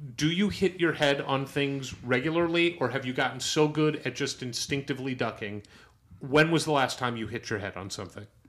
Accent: St. Louis, Missouri, United States; I'm from St. Louis, Missouri

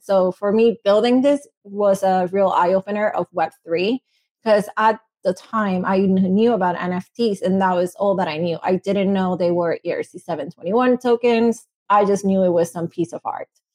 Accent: Venezuela; English is a second language; moved away; I'm from Venezuela. I'm Latina.

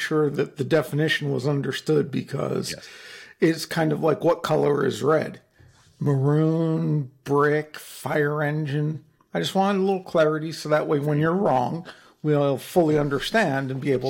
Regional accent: New Jersey, United States; Hey, I'm from New Jersey and my father was a lawyer, so I'm allowed to say that one.

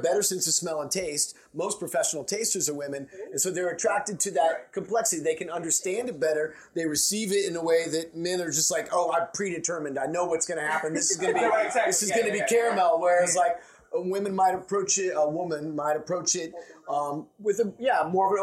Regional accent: Oregon, United States; I'm from Oregon

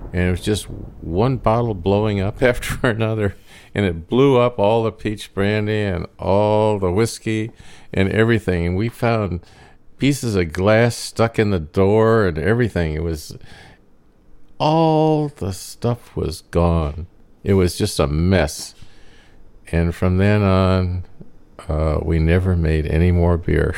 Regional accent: Maine, United States; also born or lived in Detroit, Michigan; we lived in Maine and we came from Detroit, and I was born in Detroit

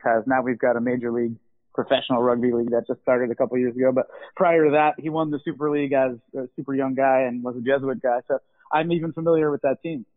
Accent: Weston, United States; growing up in Weston, as I mentioned, they had one of the best public schools in the state

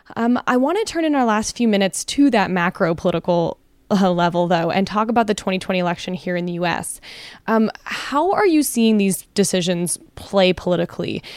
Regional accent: Canada; now in United States; as a Canadian

